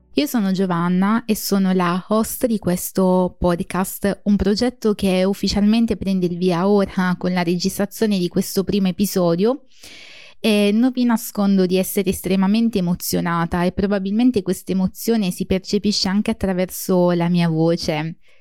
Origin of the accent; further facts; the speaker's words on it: Basilicata, Italy; moved away as an adult; now in United Kingdom; Sono lucano, originariamente della Basilicata, ma, ehm, inglese d'adozione